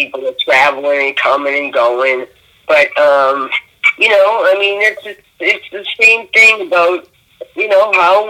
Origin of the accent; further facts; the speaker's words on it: Boston, Massachusetts, United States; So I'm from Boston.